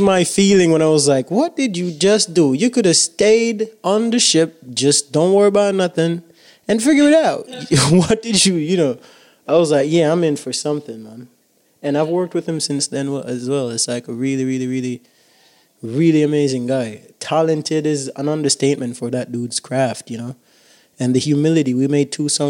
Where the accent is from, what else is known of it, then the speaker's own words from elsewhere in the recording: Jamaica; I'm proud to be Jamaican. I always will be, because I am the Jamaican that I am